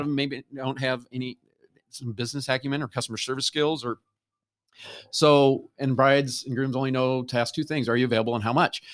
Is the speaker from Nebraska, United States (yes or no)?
yes; Nebraska, United States; moved away; I grew up in Nebraska